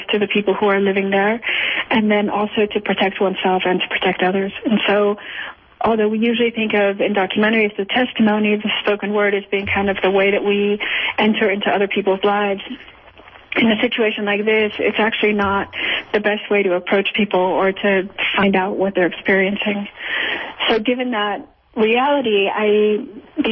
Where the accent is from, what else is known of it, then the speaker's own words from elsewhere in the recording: Culiacán, Sinaloa, Mexico; I was raised in Culiacan, which is the city where the cemetery is